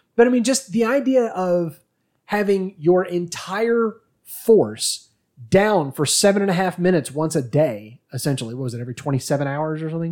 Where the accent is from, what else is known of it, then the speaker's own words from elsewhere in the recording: United States; we're American